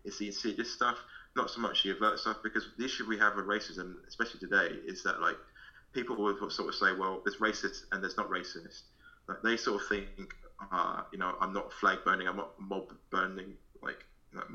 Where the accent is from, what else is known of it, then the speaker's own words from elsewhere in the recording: London, United Kingdom; I'm from London.